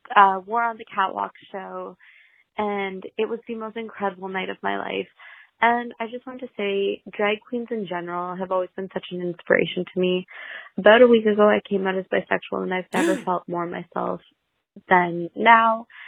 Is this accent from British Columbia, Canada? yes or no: no; London, Ontario, Canada; I'm from London, Ontario, Canada